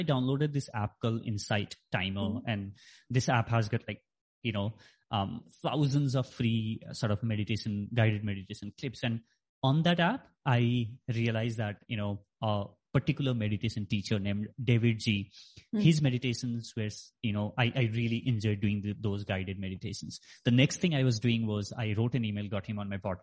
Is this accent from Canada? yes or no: no; Nepal; moved away; I grew up in Nepal, so my school was there.